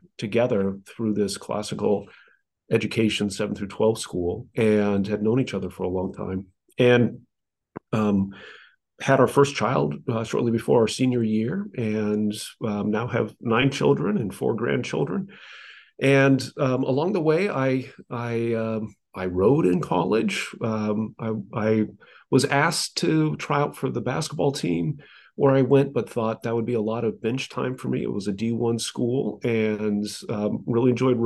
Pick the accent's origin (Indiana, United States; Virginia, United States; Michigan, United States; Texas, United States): Indiana, United States; South Bend; now in Dallas, United States; I'm from Indiana, South Bend, Indiana, to be precise, originally